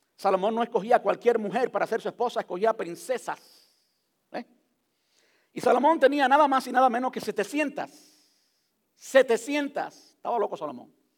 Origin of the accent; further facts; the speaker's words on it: Cuba; se lo voy a decir en cubano porque soy cubano